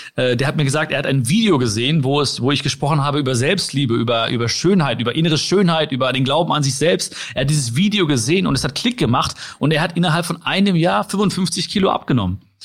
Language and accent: German; Ruhr area, North Rhine-Westphalia, Germany; ich bin hier geboren